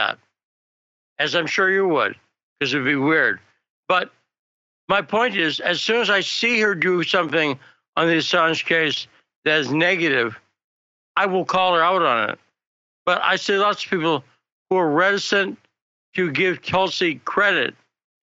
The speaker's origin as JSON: {"language": "English", "country": "United States"}